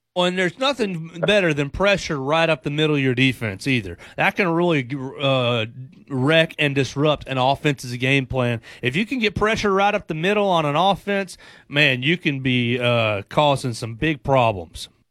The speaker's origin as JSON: {"language": "English", "town": "Chattanooga", "region": "Tennessee", "country": "United States", "tie": "born or raised there", "moved": "as an adult", "said": "I'm from the Chattanooga area, the Georgia Tennessee border. And I grew up with a bunch of Tennessee fans"}